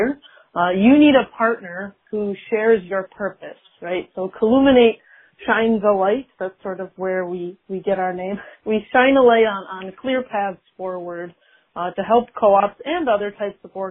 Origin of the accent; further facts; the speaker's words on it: Rochester, New York, United States; So I am from Rochester, New York, born and raised. I live there now